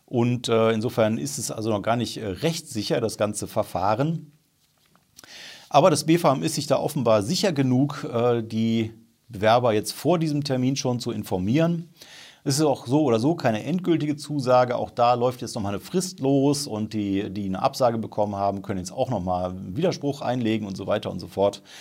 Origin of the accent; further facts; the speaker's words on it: Remscheid, North Rhine-Westphalia, Germany; Erstens ist das wichtig, weil Remscheid halt meine Heimatstadt ist und ich mich tierisch freue, wie Bolle, dass da mal was passiert